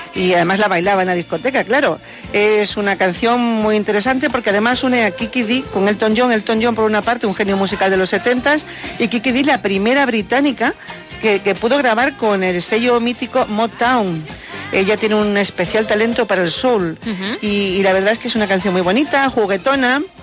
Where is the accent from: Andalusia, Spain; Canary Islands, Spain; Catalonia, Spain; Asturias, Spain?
Andalusia, Spain; Morón de la Frontera; en Radio Cadena Morón, en mi pueblo